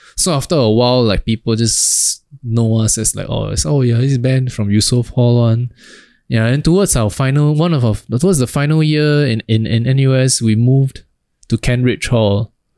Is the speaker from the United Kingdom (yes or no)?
no; Singapore; we're from Singapore